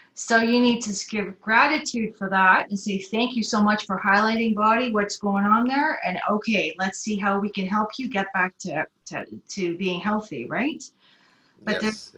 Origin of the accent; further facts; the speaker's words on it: Toronto, Ontario, Canada; moved away as an adult; also born or lived in Rotorua, New Zealand / Belgium / Singapore; now in Auckland, New Zealand; we shifted over to Canada when I was around eight years old. My father was transferred to Canada for to Toronto actually so I did the rest of my growing up there, lost my accent and everything